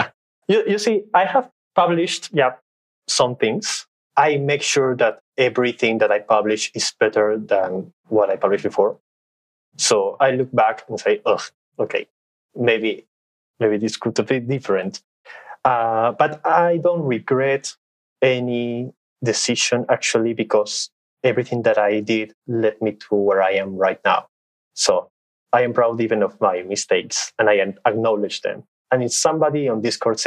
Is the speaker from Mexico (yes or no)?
no; Peru; English is a second language; I'm from Peru. I was born and raised here.